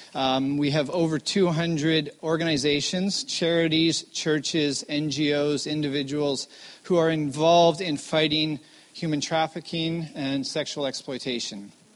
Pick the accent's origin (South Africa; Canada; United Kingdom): Canada; Vancouver, British Columbia; I am born and raised in Vancouver